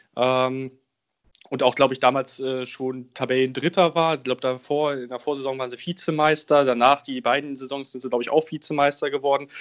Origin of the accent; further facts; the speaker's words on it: Braunschweig region, Lower Saxony, Germany; now in Bremen, Germany; Ich bin in der Region Braunschweig groß geworden und lebe jetzt in Bremen.